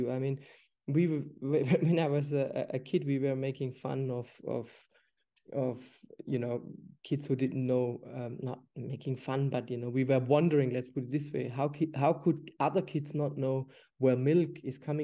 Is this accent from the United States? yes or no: no; Germany; moved away; I'm from Germany originally.